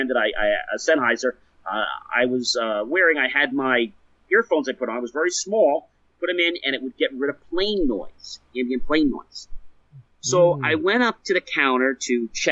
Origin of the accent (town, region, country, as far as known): United States